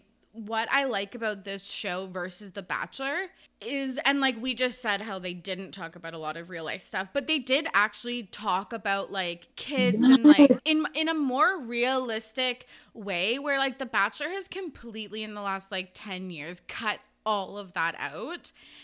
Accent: Canada; I'm Canadian

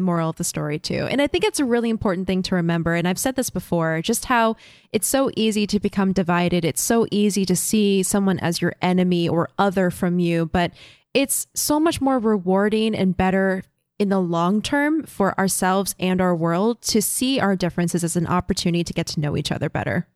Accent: Florida, United States; Having grown up in Florida

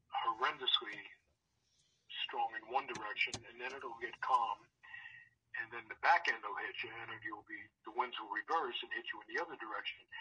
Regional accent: New York, United States; moved away as an adult; also born or lived in South Florida; now in Los Angeles, United States; growing up in New York

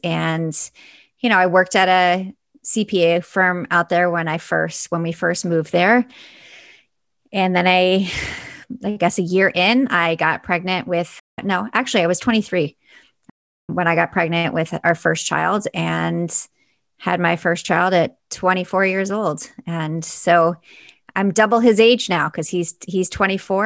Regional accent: Buffalo, New York, United States; I actually grew up in Buffalo, New York

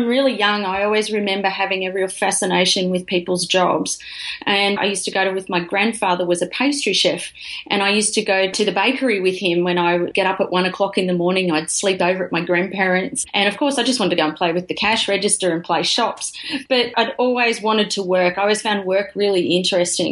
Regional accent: Lismore, New South Wales, Australia; I grew up in Lismore in northern New South Wales.

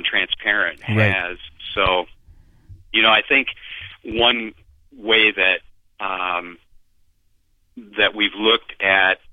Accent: Beulah, Michigan, United States; My hometown, very, very small hometown of 421 people, Beulah, Michigan.

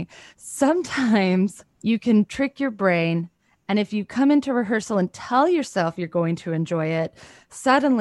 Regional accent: Los Angeles, California, United States; I grew up in Sherman Oaks and I went to Marymount High School

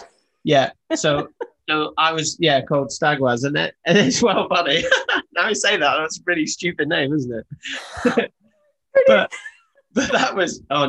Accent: the Highlands of Scotland, United Kingdom; I grew up in the Highlands of Scotland

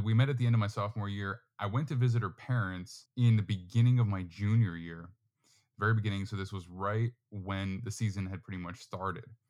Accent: New York, United States; also born or lived in Florida; now in Texas, United States; I am from New York, not really from New York City per se, but close enough

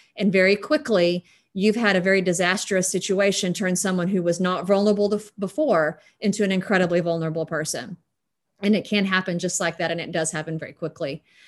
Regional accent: West Texas, United States; as a West Texan

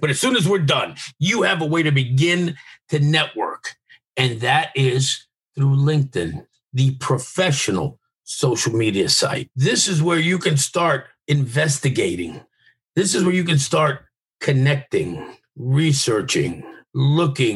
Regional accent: New York, United States; I'm from New York

